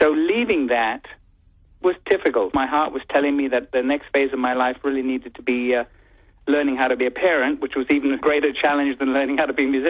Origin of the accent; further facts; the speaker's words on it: England, United Kingdom; now in United States; when I visit my home country, England